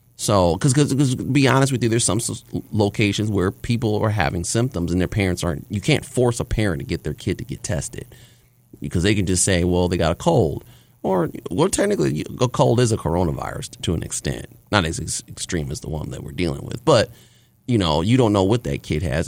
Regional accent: Ohio, United States; moved away; I'm really from Ohio

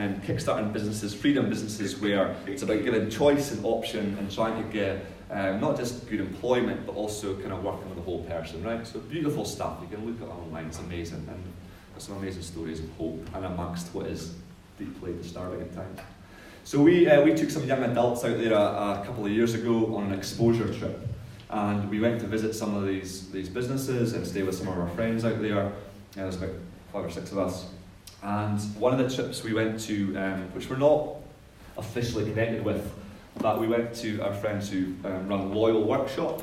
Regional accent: Scotland, United Kingdom; now in New Zealand; when I was growing up in Scotland

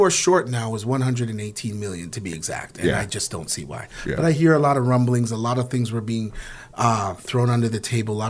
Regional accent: Canada; the pride of being a Canadian

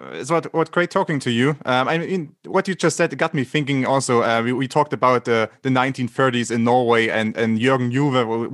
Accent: Germany; I grew up in Germany.

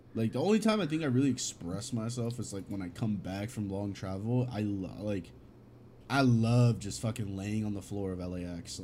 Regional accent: California, United States; English is a second language; Cali, born and raised

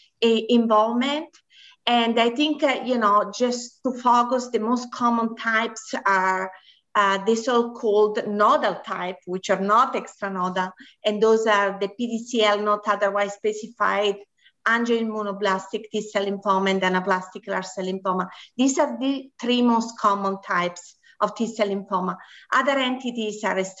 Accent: Italy; moved away as an adult; also born or lived in Houston, United States; now in Chicago, United States; I'm originally from Italy. So I did my medical school in Italy

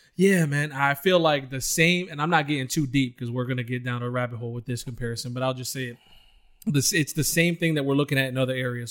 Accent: Detroit, Michigan, United States; I came from Detroit, Michigan

